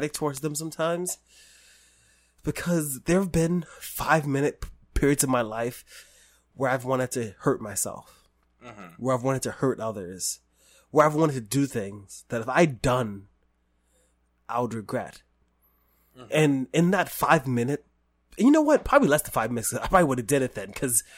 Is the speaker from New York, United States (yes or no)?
yes; New York City, New York, United States; I grew up in the Bronx